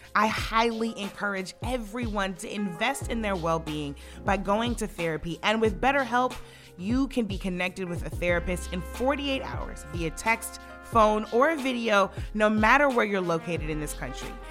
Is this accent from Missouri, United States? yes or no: yes; Missouri, United States; my hometown Congresswoman Cory Bush